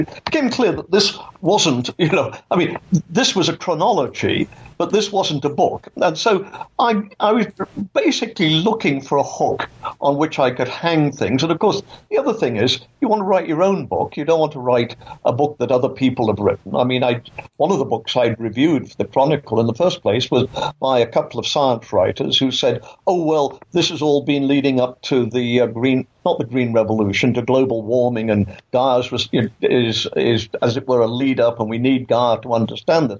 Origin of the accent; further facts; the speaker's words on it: England, United Kingdom; moved away as an adult; also born or lived in Canada; now in Florida, United States; as you can tell from my accent, I, I was born in England and I grew up there.